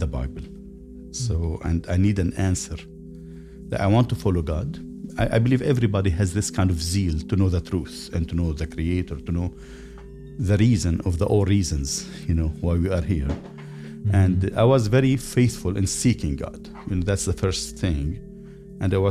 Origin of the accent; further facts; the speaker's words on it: Lebanon; moved away as an adult; now in United States; I grew up in Lebanon